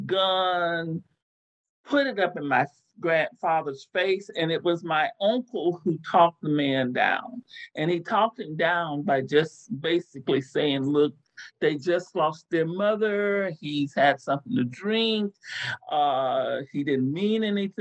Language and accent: English; Texas, United States; also born or lived in Pennsylvania; my mom died very young, and we moved back from Pennsylvania to Texas